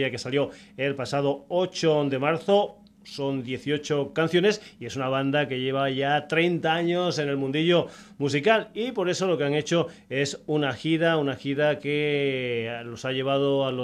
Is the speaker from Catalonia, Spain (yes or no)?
no; Táliga, Extremadura, Spain; van a estar por mi tierra, en Táliga, en Badajoz, el día 27 de abril.